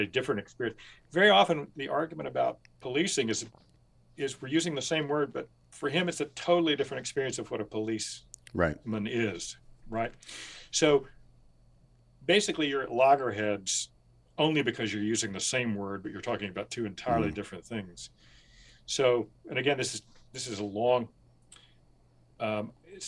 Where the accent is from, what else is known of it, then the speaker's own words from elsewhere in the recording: rural Kentucky, United States; growing up in rural Kentucky